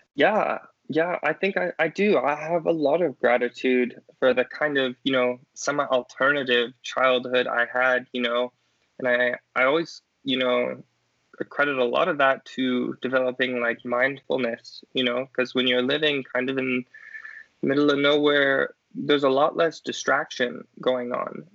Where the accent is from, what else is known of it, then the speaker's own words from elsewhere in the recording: southern Colorado, United States; I grew up in um, kind of southern Colorado near the sand dunes with my family.